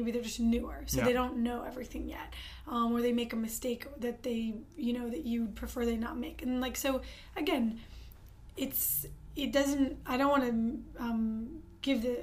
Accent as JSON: {"language": "English", "town": "Detroit", "region": "Michigan", "country": "United States", "moved": "as an adult", "lives_now": "Los Angeles, United States", "said": "I'm from the Detroit area originally"}